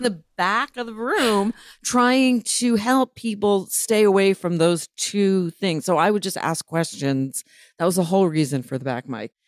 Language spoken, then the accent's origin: English; New Haven, Connecticut, United States; moved away as an adult; also born or lived in Providence, Rhode Island / New York; now in Los Angeles, United States; I grew up in Providence, Rhode Island, and New Haven, Connecticut. My teenage years were in New Haven